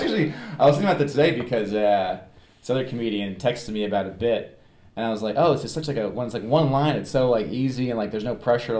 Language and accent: English; Rockville Centre, New York, United States; K to 8 Catholic school in my hometown. In Rockville Center.